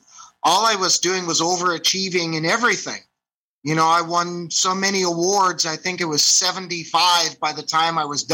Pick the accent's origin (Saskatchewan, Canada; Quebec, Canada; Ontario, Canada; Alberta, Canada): Ontario, Canada; Meaford; also born or lived in Toronto; I grew up in the town of Meaford.